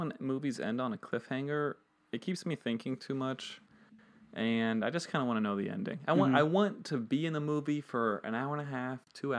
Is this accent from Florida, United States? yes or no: yes; Miami, Florida, United States; moved away as an adult; also born or lived in Pittsburgh; I'm from Miami. I went to school in Pittsburgh